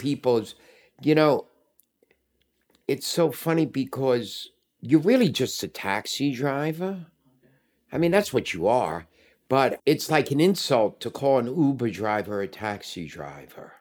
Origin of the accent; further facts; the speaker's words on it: New York City, New York, United States; I moved back in to the apartment I grew up